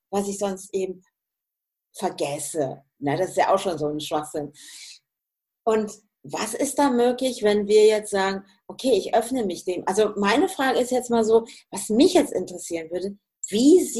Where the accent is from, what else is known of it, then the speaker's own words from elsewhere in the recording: Hesse, Germany; ich komme ja eigentlich auch aus dem Hessischen, ne? Ja. und bin ja im Münsterland